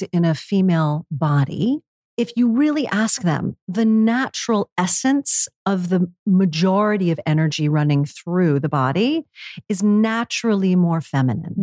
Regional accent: New York City, New York, United States; New York City, again, my hometown

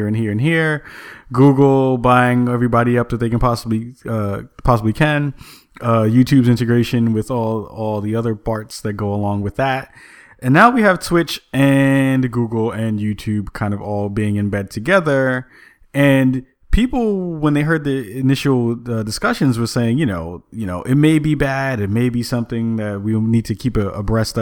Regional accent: New York City, New York, United States; growing up in the Bronx

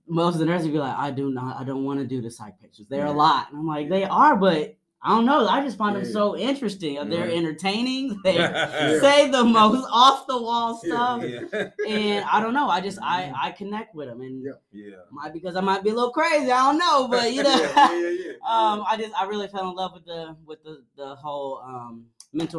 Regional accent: Franklin, Tennessee, United States; also born or lived in Nashville, Tennessee; I grew up here. I grew up in Franklin, Tennessee

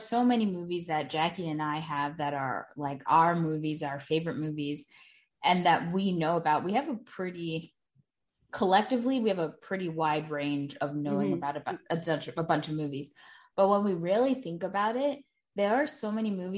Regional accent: New York, United States; me being a New Yorker

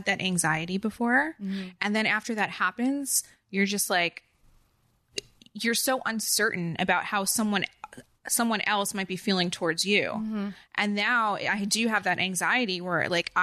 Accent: New Jersey, United States; accent: Jersey; now in Los Angeles, United States; I didn't think I had a strong Jersey accent

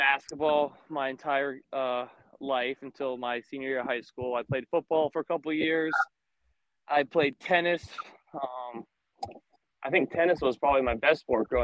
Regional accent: Atlanta, Georgia, United States; also born or lived in Chicago, Illinois; I was born in Atlanta, Georgia. Lived there my entire life, except for the 4 years I spent up in college at Northwestern University in Chicago

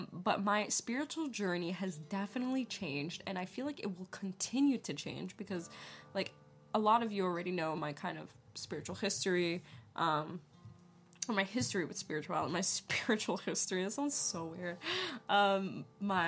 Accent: New York, United States; moved away as an adult; now in Los Angeles, United States; I'm originally from New York, the East Coast. I moved out here when I was 19 years old by myself

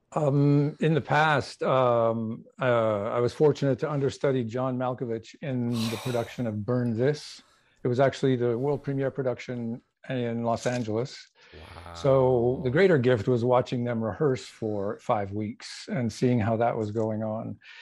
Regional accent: Canada; I'm originally from Canada

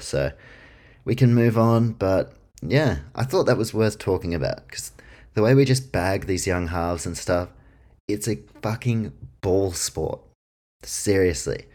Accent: Queensland, Australia; I'm a Queenslander

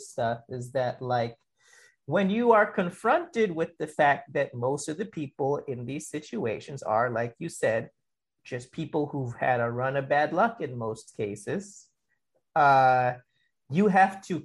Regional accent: New York, United States; I grew up in New York, you know, late 80s, early 90s

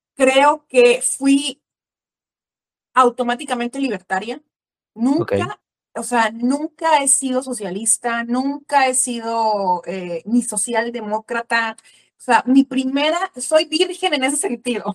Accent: Mexico; also born or lived in Veracruz, Mexico; soy mexicana, em, vivo en la ciudad de Veracruz, en el puerto de Veracruz aquí en México

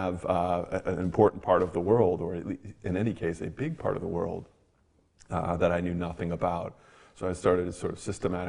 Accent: Evanston, Illinois, United States; I grew up in Evanston, right north of Chicago

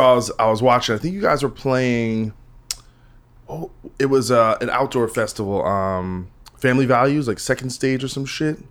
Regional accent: New Jersey, United States; I'm from Jersey

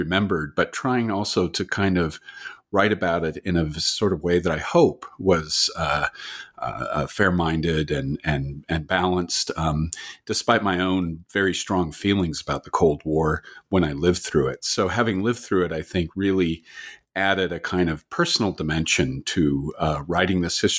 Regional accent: California, United States; also born or lived in Canada / Utah; now in Waterloo, Canada; And even though I was born in Canada, I was actually raised in the United States, in California and in Utah.

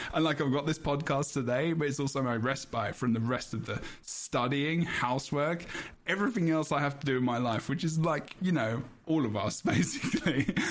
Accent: England, United Kingdom; I'm English

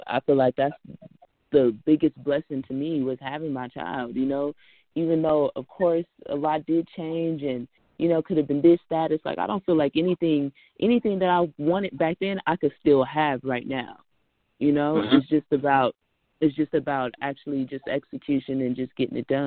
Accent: Richmond, California, United States; I'm from Richmond, Rich City, California.

